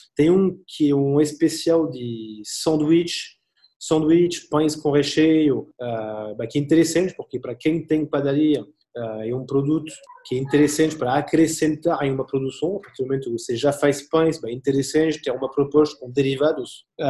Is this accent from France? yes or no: yes; Angers, Pays de la Loire, France; Portuguese is a second language; moved away as an adult; now in Brazil